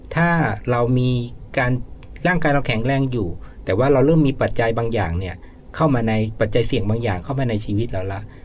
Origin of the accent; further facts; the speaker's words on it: Tak, Thailand; เดิมเนี่ยก็เป็นคนตากเลยนะครับก็อยู่ตากมาตั้งแต่เกิดก็มีโอกาสย้ายไปแค่ไปเรียนหนังสือ แล้วก็กลับมาทำงานที่บ้านอยู่ตลอดนะครับ